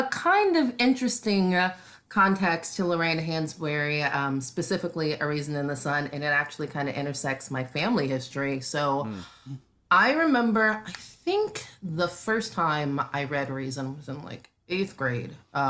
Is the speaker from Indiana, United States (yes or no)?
no; North Carolina, United States; I grew up in North Carolina.